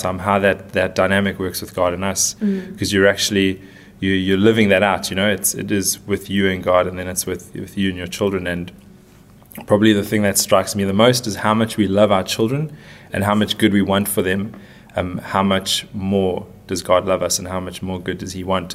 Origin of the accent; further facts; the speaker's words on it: South Africa; moved away as an adult; now in Dubai, United Arab Emirates; we're from South Africa